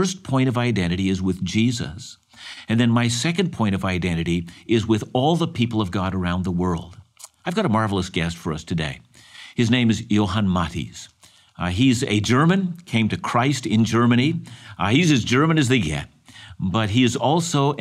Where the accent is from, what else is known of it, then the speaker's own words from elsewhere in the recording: Canada; I was born in this country and I'm thankful to be a Canadian.